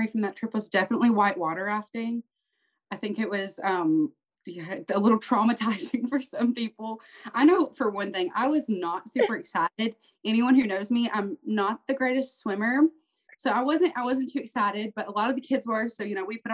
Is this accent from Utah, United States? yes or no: no; Tennessee, United States; this Tennessee girl